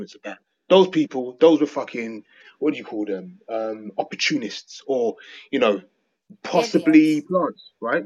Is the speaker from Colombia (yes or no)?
no; England, United Kingdom; I'm not American, I'm English